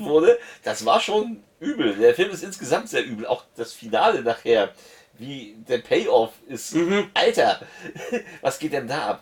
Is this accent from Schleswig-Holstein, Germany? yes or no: yes; Lübeck, Schleswig-Holstein, Germany; ich komme auch nicht aus Hamburg, ich komme aus Lübeck